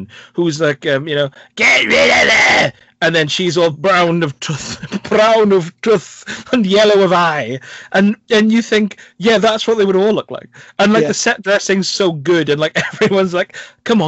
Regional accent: Wales, United Kingdom; my home country

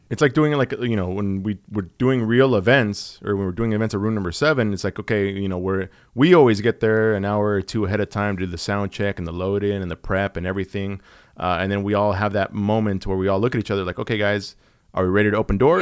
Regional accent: Southern California, United States; I grew up here in Southern California

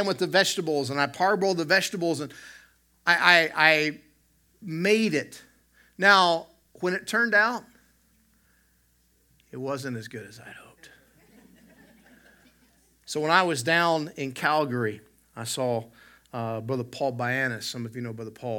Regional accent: the South, United States; I grew up in the South

